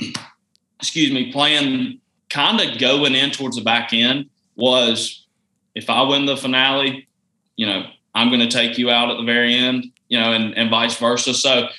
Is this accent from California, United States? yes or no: no; Georgia, United States; I was from Georgia